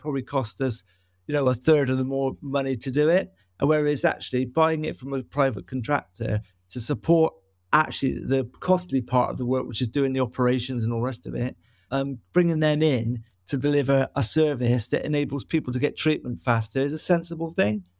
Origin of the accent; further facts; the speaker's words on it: Bristol, South West England, United Kingdom; growing up in Noel West